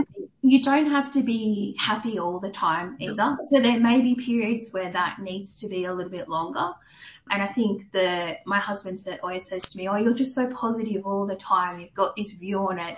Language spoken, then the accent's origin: English; New South Wales, Australia; moved away as an adult; also born or lived in Orange, New South Wales / Warnervale, Central Coast, New South Wales / Adelaide / Queensland; now in Canberra, Australia; grew up in New South Wales. So I grew up in country town Orange for a little bit, oh. and then we moved from Orange when I was, I think we were in year five, so 95. We then moved up to the Central Coast to a place called Warnervale, and we lived up there basically up until my teens